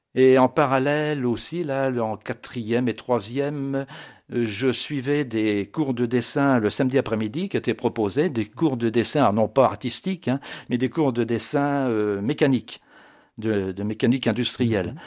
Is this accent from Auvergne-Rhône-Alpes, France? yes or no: no; Blois, Centre-Val de Loire, France; je suis né à Blois en 1953